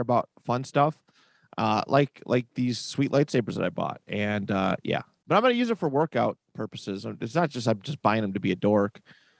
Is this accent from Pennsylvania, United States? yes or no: no; Bills land, New York, United States; We grew up in Bills land.